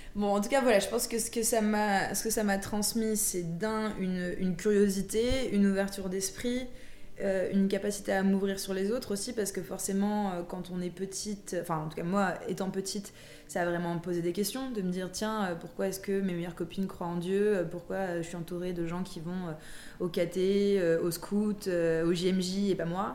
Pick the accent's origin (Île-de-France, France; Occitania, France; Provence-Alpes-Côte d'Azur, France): Île-de-France, France; Versailles; j'ai grandi à Versailles